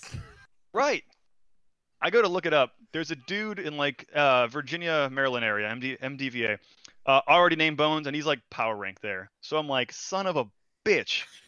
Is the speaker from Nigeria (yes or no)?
no; Brazil; moved away; I'm foreign. I'm from Brazil